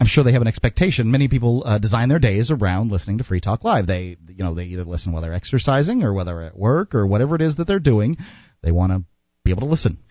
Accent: Sarasota, Florida, United States; we're both from Sarasota

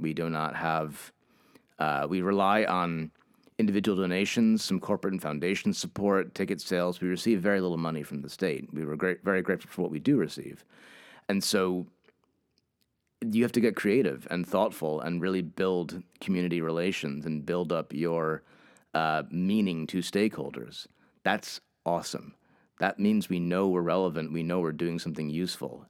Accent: Hartford, Connecticut, United States; also born or lived in Cambridge, United Kingdom; I ended up moving back home. I am from Hartford, Connecticut

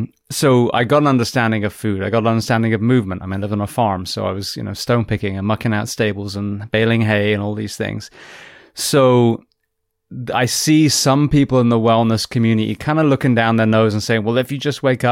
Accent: England, United Kingdom; I'm English

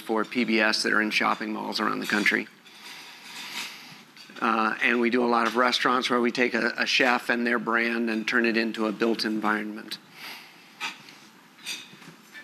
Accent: Los Angeles, California, United States; I'm from Los Angeles.

